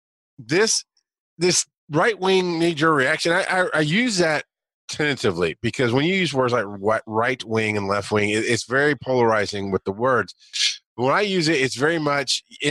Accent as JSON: {"language": "English", "region": "Deep South", "country": "United States", "tie": "born or raised there", "said": "That's what I grew up around in the Deep South"}